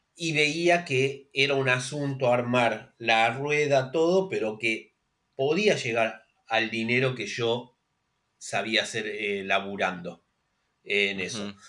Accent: Isidro Casanova, Buenos Aires Province, Argentina; Yo soy nacido y criado en Isidro Casanova, que es lo que se conoce como el conurbano, acá en la provincia de Buenos Aires

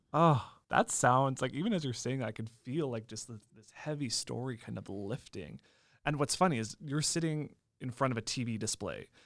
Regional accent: Lemberg, Saskatchewan, Canada; Lemberg, which also happens to be my hometown

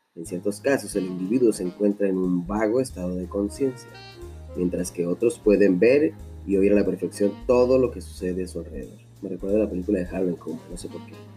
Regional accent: Mexico; somos finos, finos mexicanos unos güeros, unos más morenos, pero a fin de cuentas bien mexicanos

